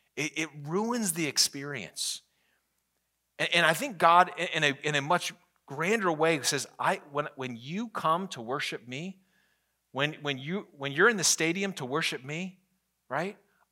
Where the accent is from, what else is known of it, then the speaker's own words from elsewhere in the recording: Virginia, United States; I grew up in the Northern Virginia, and so most of my sports teams are Washington, D.C. sports teams.